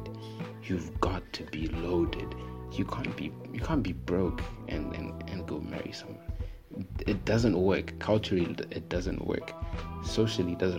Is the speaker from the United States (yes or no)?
no; Zimbabwe; I'm from Zim